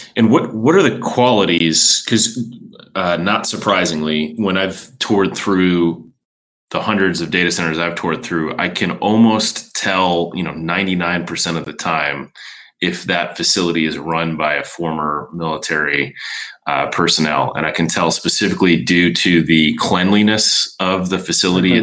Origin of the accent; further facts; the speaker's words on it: Chicago, Illinois, United States; we are fellow Midwesterners, having grown up in Chicago myself